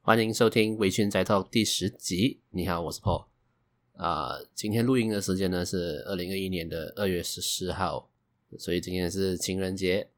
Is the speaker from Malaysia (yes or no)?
yes; Malaysia; 我是来自马来西亚的九零后上班族